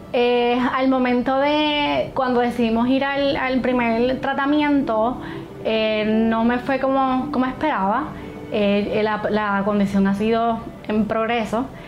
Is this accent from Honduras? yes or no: no; Hormigueros, Puerto Rico; soy de Hormigueros, Puerto Rico